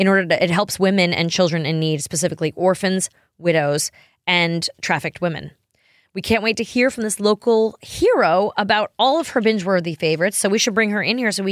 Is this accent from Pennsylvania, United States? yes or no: no; New York, United States; I grew up in New York.